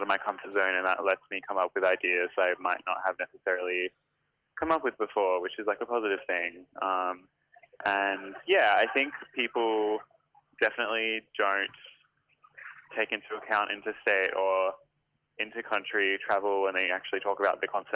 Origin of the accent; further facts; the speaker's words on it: Adelaide, South Australia, Australia; moved away as an adult; now in Sydney, Australia; I'm from Adelaide, but I live in Sydney at the moment. And I lived in Adelaide until I was about 23